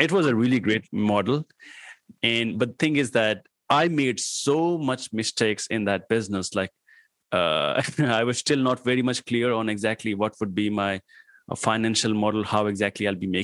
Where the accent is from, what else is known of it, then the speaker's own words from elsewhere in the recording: Patna, Bihar, India; English is a second language; moved away as an adult; also born or lived in New Delhi / Greater Noida; now in Pune, India; my hometown was, like, there was a small town over here in India called Patna